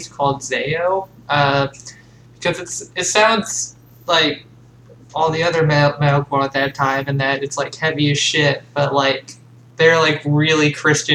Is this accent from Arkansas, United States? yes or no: yes; Arkansas, United States; Hell, that's my state. I live in Arkansas. I didn't grow up, like, in, like, the country, but, like, it was, like, 2 miles away.